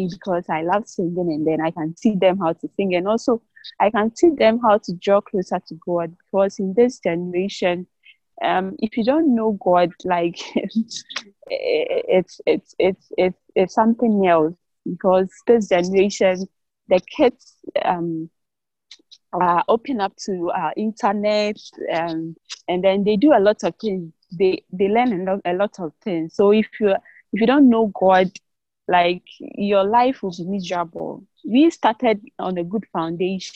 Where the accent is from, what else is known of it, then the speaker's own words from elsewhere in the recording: Ghana; I'm from Ghana, West Africa, Ghana.